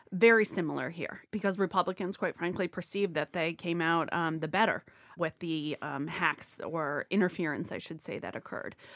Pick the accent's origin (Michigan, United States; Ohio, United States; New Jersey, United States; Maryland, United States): Ohio, United States; moved away; I'm from Ohio originally.